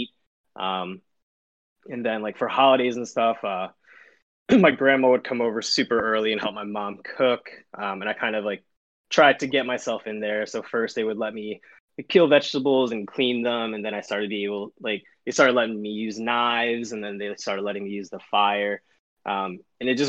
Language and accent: English; New Jersey, United States; moved away as an adult; also born or lived in South Korea; now in Philadelphia, United States; I was raised in North Jersey. And then I moved to Philly in 2011 and I've been here ever since